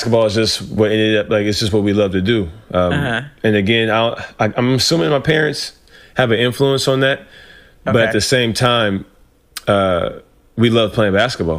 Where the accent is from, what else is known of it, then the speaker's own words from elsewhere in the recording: Ruston, Louisiana, United States; also born or lived in Los Angeles, California; I really started growing up in Louisiana